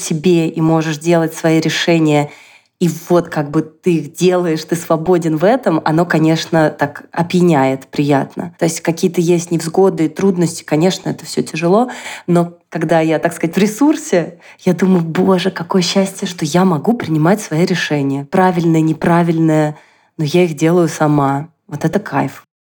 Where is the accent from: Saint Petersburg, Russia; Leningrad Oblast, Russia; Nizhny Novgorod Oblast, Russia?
Nizhny Novgorod Oblast, Russia; Nizhny Novgorod; moved away as an adult; now in Israel